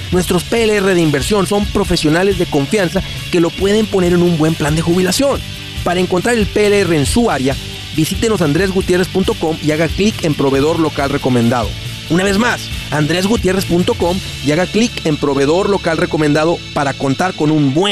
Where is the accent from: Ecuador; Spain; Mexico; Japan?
Mexico; Oaxaca; Oaxaca, México.